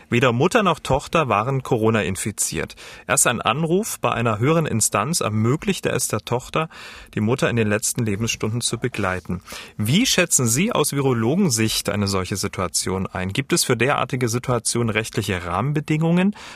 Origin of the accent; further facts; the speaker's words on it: Saarland, Germany; ich als Saarländer, ein bisschen verarscht fühlt